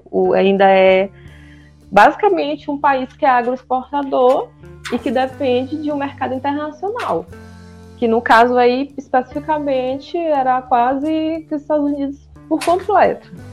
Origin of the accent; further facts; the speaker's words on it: Bacabal, Maranhão, Brazil; moved away as an adult; now in São Luís, Brazil; sou de Bacabal, também uma terra muito quente. E moro em São Luís já tem 12 anos